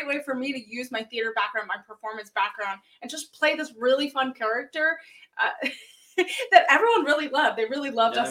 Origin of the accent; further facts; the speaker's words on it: Los Angeles, California, United States; I applied to Cal State Northridge, which was in my hometown.